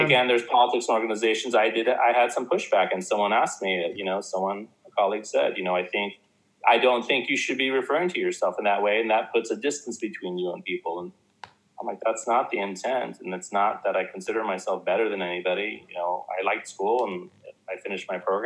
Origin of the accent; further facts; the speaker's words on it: South Orange County, California, United States; I grew up in South Orange County